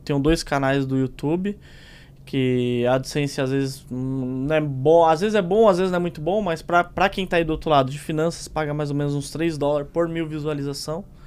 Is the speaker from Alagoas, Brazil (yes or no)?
no; São Paulo, Brazil; eu vim da Zona Leste, da Tiradentes